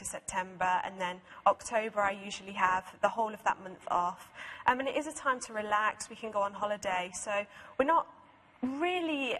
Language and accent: English; United Kingdom; my home country, Great Britain